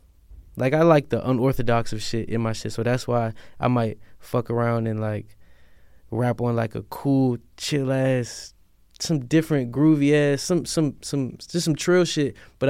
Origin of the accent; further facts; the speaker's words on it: Silver Spring, Maryland, United States; I'm from Silver Spring.